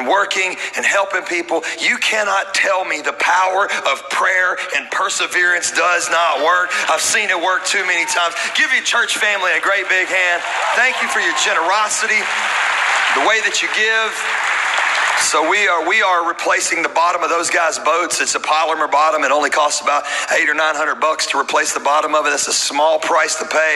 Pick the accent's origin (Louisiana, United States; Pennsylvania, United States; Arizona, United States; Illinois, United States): Louisiana, United States; I'm from Louisiana